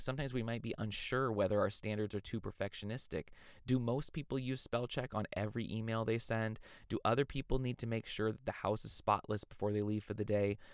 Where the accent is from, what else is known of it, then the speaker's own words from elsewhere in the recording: California, United States; my home state of California